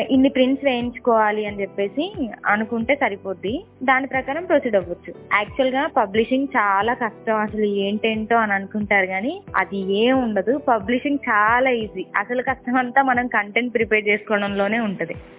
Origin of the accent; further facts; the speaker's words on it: Karimnagar, Telangana, India; also born or lived in Sircilla; నేను పెరిగిందంతా ఆవిడ దగ్గరనే మాది ప్రాపర్ సిరిసిల్ల అయినప్పటికీ వాళ్ళది కరీంనగర్ సో నేను అమ్మమ్మ దగ్గర పెరిగాను